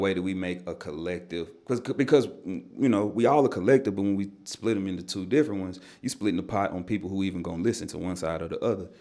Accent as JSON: {"language": "English", "town": "Nashville", "region": "Tennessee", "country": "United States", "tie": "born or raised there", "said": "I grew up in Nashville hip-hop culture"}